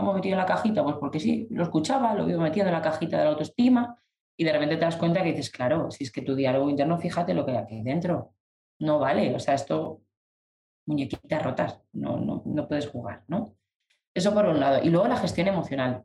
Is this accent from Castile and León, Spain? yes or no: yes; León, Castile and León, Spain; yo estaba en León, en mi tierra